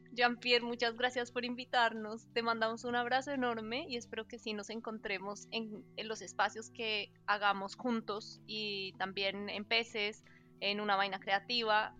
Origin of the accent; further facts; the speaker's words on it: Colombia; somos colombianos